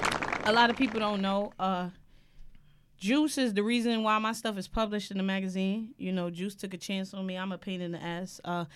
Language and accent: English; New York City, New York, United States; I'm from Brooklyn.